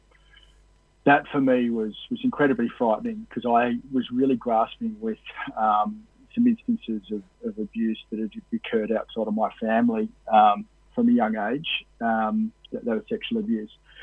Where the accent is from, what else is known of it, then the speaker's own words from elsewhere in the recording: Cowra, New South Wales, Australia; rugby union, the rugby league, were the two major sports in Cowra, where I grew up, and and I ended up being a publican back in my hometown there for a while.